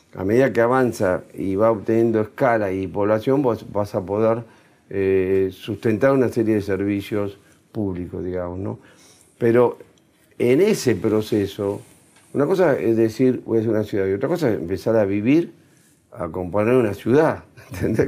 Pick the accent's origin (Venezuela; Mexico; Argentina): Argentina; nosotros también estamos para quedarnos para vivir acá, donde yo nací, donde está mi familia, donde está mi raíz